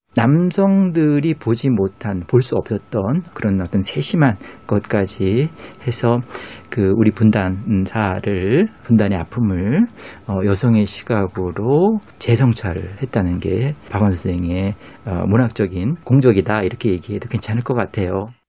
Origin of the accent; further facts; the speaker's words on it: Germany; moved away; 독일에서 온